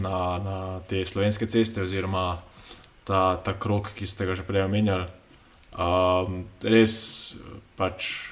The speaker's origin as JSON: {"language": "Slovenian", "country": "Slovenia"}